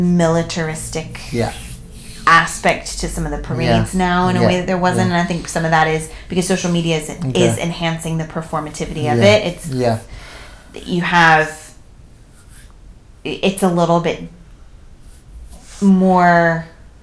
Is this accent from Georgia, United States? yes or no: no; California, United States; I'm from California